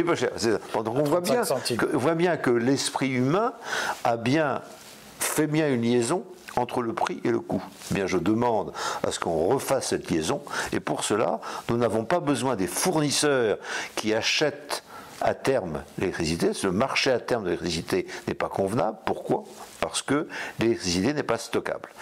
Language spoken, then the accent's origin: French; Brittany, France; en tant que breton